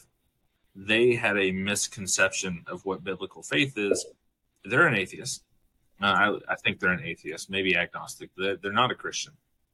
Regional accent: United States; I was born and raised in America

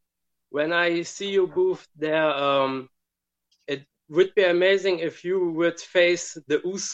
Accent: Germany; I'm from Germany.

